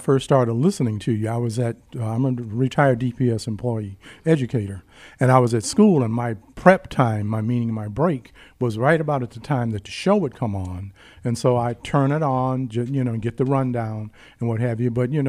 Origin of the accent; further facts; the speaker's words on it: West Virginia, United States; born there; now in Detroit, United States; And I'm not a native Detroiter. I was born in West Virginia, but I've been here since 1953.